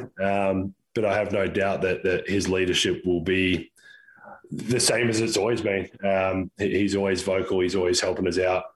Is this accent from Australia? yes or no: yes; Australia; now in United States; from obviously being Australian, from Australia